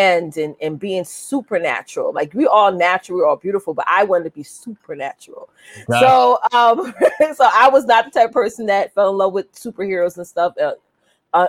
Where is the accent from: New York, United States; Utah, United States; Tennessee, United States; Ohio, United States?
New York, United States; Westbury; I was born and raised in Westbury, Long Island